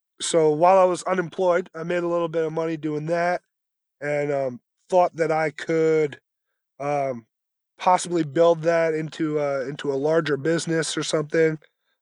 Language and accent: English; New Jersey, United States; also born or lived in Brooklyn, New York; so I was born in Brooklyn, grew up in New Jersey, went to college in Mass